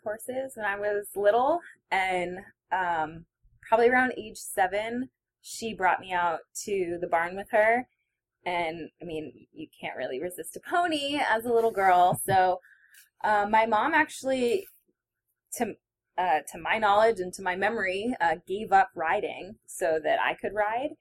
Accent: Albany, New York, United States; I grew up in Albany, New York, about halfway between Montreal and New York City

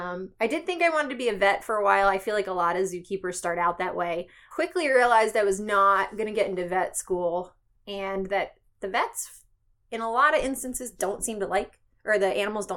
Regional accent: Philadelphia, Pennsylvania, United States; I grew up right outside of Philadelphia, so America's first zoo there, Philadelphia Zoo.

